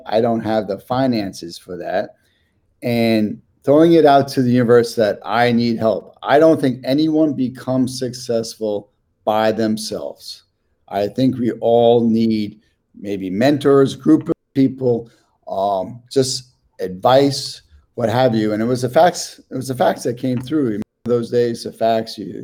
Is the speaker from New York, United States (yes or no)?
yes; New York City, New York, United States; moved away as an adult; also born or lived in San Francisco / Queens / Jerusalem, Israel; now in New Jersey, United States; I'm born and raised in Washington Heights, Manhattan. Um, that's where this accent comes from.